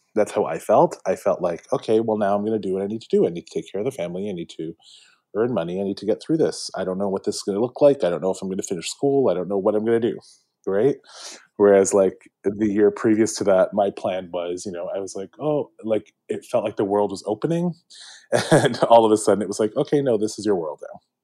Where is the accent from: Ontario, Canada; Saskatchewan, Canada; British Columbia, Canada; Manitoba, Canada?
Ontario, Canada; Mississauga; I grew up in Malton, so right by the airport, uh, right by Pearson